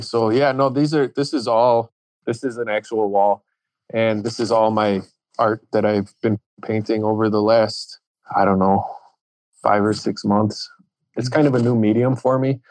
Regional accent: Chicago, Illinois, United States; I grew up in Chicago

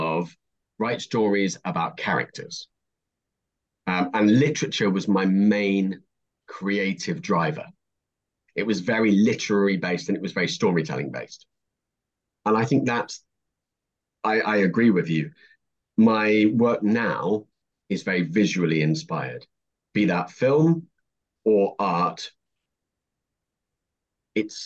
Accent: United Kingdom; moved away as an adult; now in London, United Kingdom; I'm a northerner

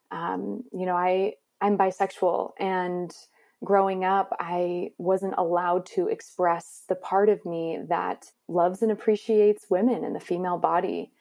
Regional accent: Maryland, United States; I grew up in Maryland in a pretty conservative environment

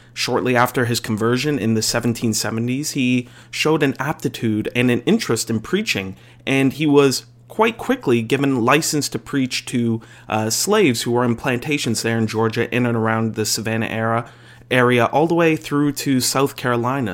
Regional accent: Canada; as a Canadian

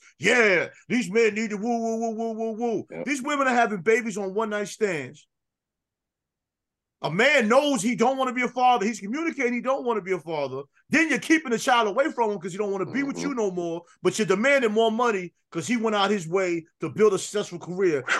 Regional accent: New York, United States; I grew up in New York playing Little League baseball

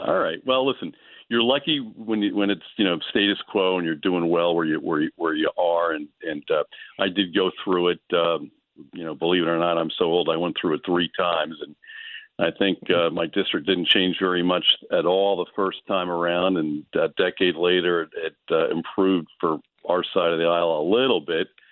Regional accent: Monmouth County, New Jersey, United States; my hometown senators

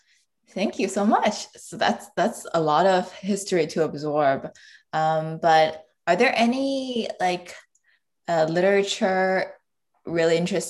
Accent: China; growing up in China

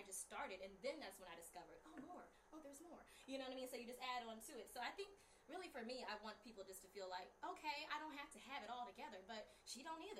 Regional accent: South Carolina, United States; Carolina, also a town that's small.

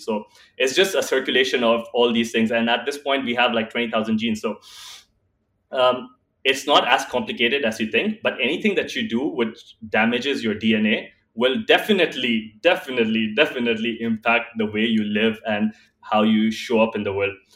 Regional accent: Dubai, United Arab Emirates; also born or lived in India; born and raised in Dubai

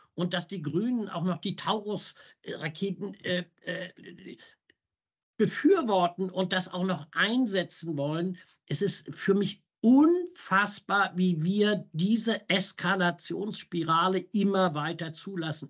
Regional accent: Germany; wir als Deutsche

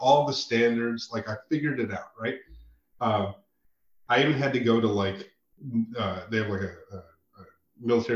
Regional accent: Santa Fe, New Mexico, United States; I growing up in Santa Fe, as I did and spent a lot of time there.

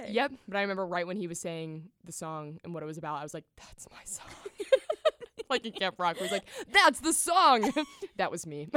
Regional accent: Nashville, Tennessee, United States; growing up in Nashville, we went to the Country Music Hall of Fame for a field trip

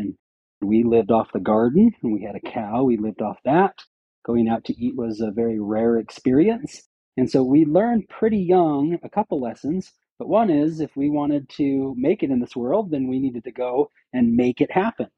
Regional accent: Syracuse, Utah, United States; I grew up in Syracuse, Utah, just a small pseudo farm area of Utah.

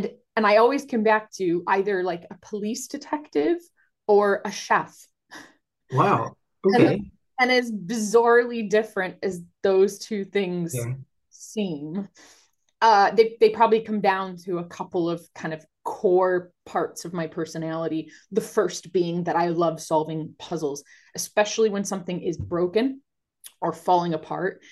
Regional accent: Cleveland, Ohio, United States; moved away as an adult; now in United Kingdom; I'm originally from Cleveland, Ohio, so American

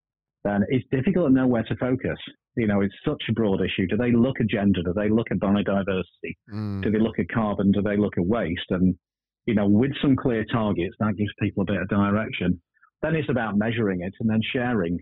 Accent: Blackpool, North West England, United Kingdom; I'm from Blackpool

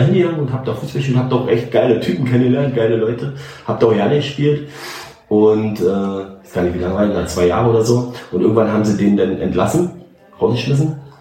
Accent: Northern Germany, Germany; ich bin Strandkind, ich komme von da oben, also Küsse.

